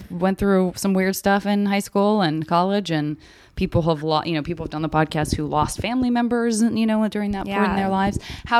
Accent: Arizona, United States; I'm from Arizona.

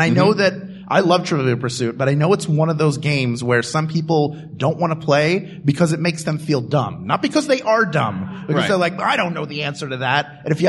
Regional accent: Philadelphia, Pennsylvania, United States; born or raised there

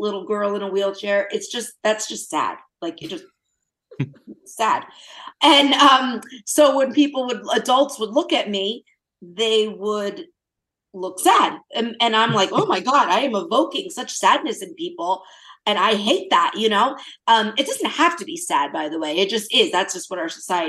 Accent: New Jersey, United States; I'm from Jersey

